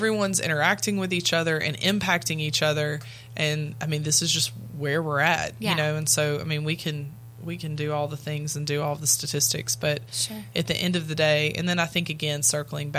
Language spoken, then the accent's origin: English; Louisiana, United States; I am from Louisiana